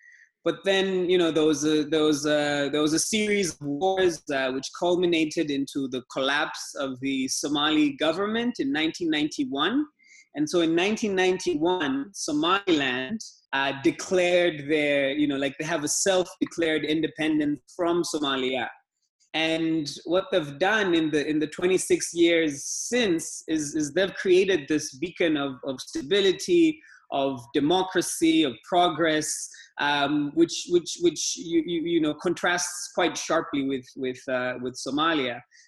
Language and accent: English; Dar es Salaam, Tanzania; Like you said, I'm from Tanzania. I'm from Dar es Salaam, Tanzania. That's where I live and work.